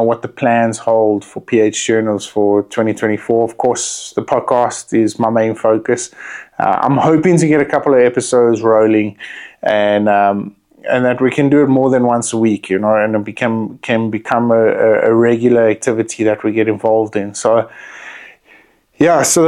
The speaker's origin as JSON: {"language": "English", "country": "South Africa", "said": "as a South African"}